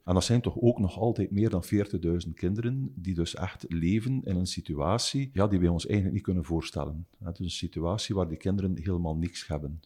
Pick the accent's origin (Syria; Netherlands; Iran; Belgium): Belgium; Ghent, Flanders; Ik ben een Oost-Vlaming, dus geboren in Gent, ook woonachtig in Gent.